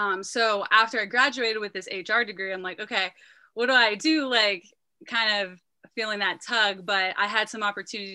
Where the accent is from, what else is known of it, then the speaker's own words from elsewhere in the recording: Youngstown, Ohio, United States; I grew up in Youngstown, Ohio